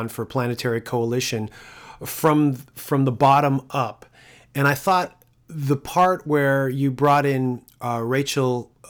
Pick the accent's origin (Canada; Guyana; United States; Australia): Canada; Toronto, Ontario; I'm from Toronto